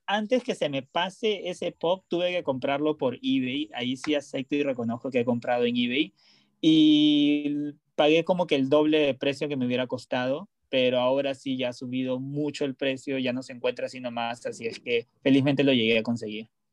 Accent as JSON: {"language": "Spanish", "country": "Peru", "also_born_or_lived": "Los Angeles, United States", "moved": "yes", "said": "soy de Perú"}